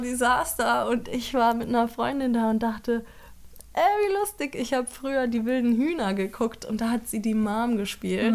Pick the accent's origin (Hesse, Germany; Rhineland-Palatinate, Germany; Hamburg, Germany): Hesse, Germany; Frankfurt am Main; moved away; also born or lived in Ludwigsburg; Ich komme aus Frankfurt am Main